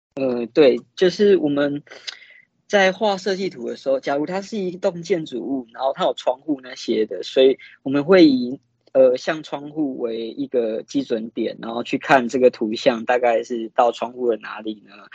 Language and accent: Chinese; Yilan, Yilan County, Taiwan; 我们都是来自宜兰